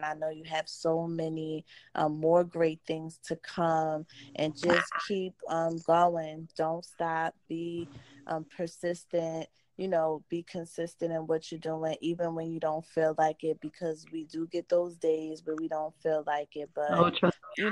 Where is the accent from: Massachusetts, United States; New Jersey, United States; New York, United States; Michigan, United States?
New Jersey, United States; Born and raised Jersey girl